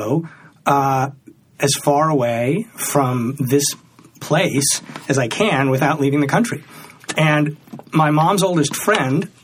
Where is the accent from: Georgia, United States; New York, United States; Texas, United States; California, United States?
New York, United States; New York City; I grew up in New York City